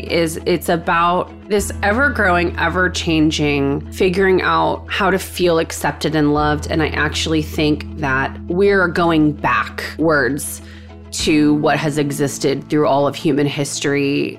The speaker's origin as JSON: {"language": "English", "region": "Texas", "country": "United States", "moved": "yes", "lives_now": "New York City, United States", "said": "But I've lived in New York City for a long time. I'm from Texas. I am an only child from Texas."}